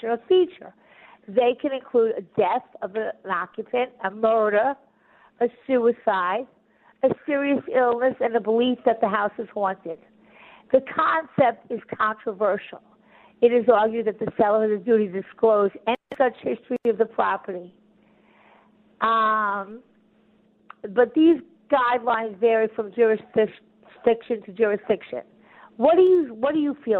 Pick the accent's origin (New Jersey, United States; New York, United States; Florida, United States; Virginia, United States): New York, United States; Long Island; moved away; I'm from Long Island initially